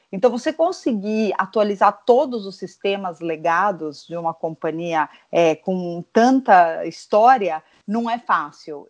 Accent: São Paulo, Brazil; also born or lived in United States; eu sou paulista paulistana, nasci aqui

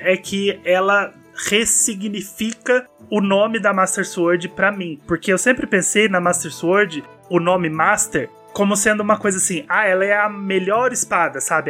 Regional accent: Minas Gerais, Brazil; eu sou mineiro, eu chamo todo mundo de Fi

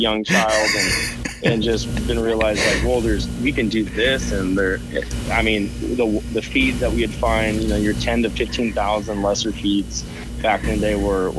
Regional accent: southern Washington, United States; now in Spokane, United States; I grew up hunting down in southern Washington, right on the Columbia River that splits Washington and Oregon.

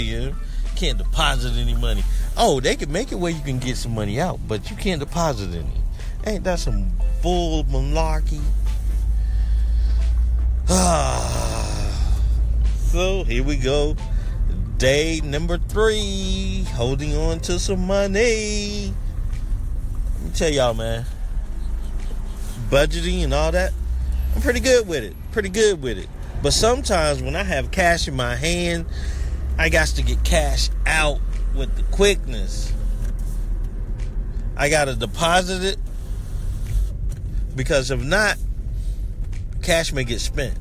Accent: the South, United States; I was born down here in the South

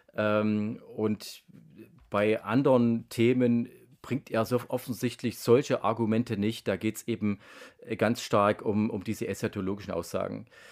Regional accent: Germany; Ich bin in der DDR aufgewachsen

